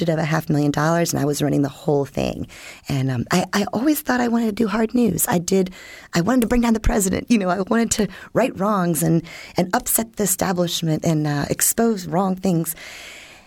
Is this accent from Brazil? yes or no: no; Washington, District of Columbia, United States; now in St. Petersburg, United States; I grew up in Washington, D.C. during Watergate